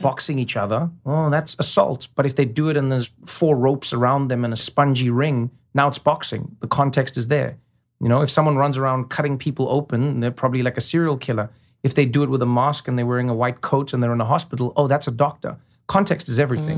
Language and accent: English; South Africa; moved away; I grew up in a world where many people were living the way I was, you know? In South Africa, during apartheid